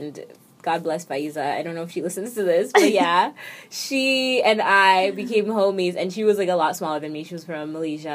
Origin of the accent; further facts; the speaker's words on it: New York, United States; moved away; also born or lived in Canada; I am from New York